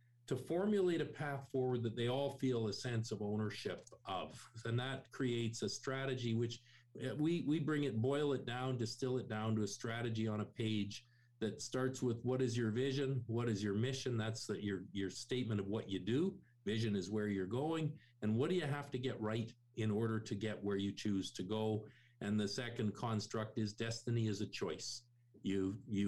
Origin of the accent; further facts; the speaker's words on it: Canada; I'm born and raised in Canada